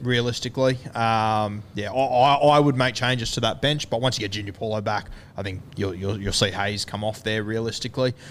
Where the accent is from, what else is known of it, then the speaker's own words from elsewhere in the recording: Queensland, Australia; as a Queenslander